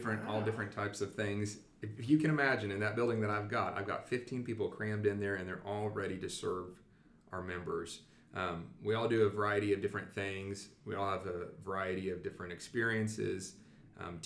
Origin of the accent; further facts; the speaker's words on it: Wichita, Kansas, United States; moved away as an adult; now in Liberal, United States; I'm a native of Kansas. I was born and raised in Wichita